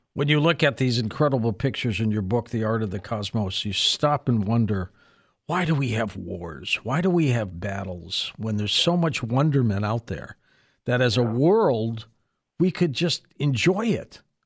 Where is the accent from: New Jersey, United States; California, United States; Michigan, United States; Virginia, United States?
Michigan, United States; Detroit; born or raised there